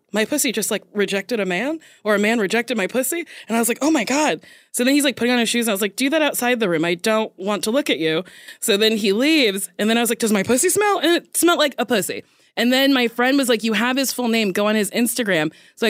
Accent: New Jersey, United States; New Jersey.

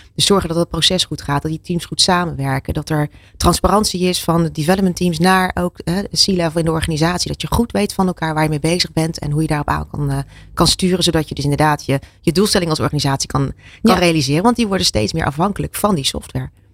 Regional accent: Zeeland, Netherlands; ik kom uit Zeeland. Daar is water, hè, duidelijk. Daar hebben we genoeg eh, tegen gevochten

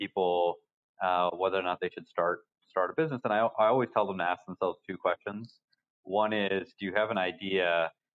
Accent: Yorktown, Virginia, United States; moved away as an adult; also born or lived in Boston; I grew up in Virginia. It's a military town in southeastern Virginia called Yorktown

